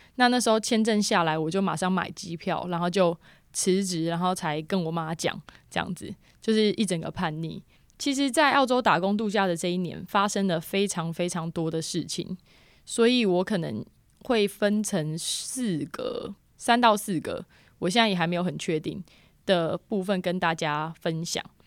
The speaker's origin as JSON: {"language": "Chinese", "country": "Taiwan", "moved": "as an adult", "lives_now": "Australia", "said": "我现在住南边，然后我是台湾人。那我那时候住在Bull Creek"}